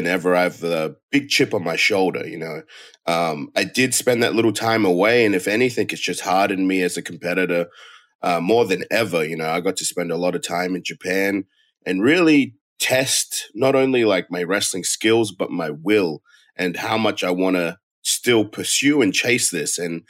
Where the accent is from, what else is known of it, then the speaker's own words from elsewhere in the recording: Australia; moved away as an adult; my home country, in my hometown